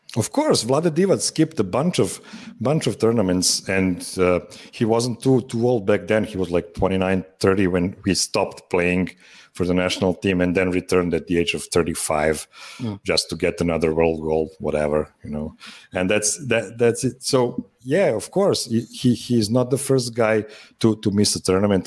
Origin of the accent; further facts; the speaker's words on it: Pančevo, Vojvodina, Serbia; in my hometown of Pančevo.